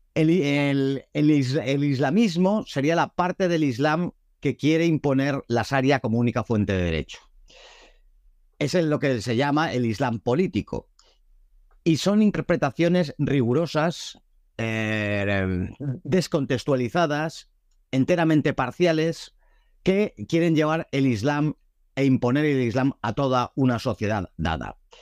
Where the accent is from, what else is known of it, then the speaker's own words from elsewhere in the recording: Madrid, Community of Madrid, Spain; nací en Madrid, como mis padres y mis abuelos